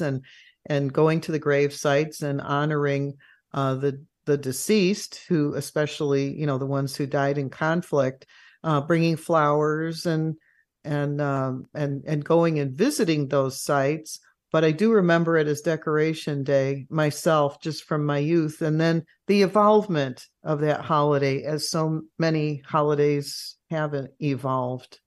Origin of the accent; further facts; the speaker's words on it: Chicago, Illinois, United States; as a youngster growing up in Chicago